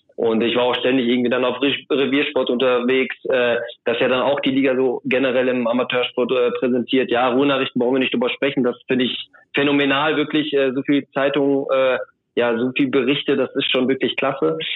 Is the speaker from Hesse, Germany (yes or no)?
no; Soest district, North Rhine-Westphalia, Germany; ich komme aus dem Kreis Soest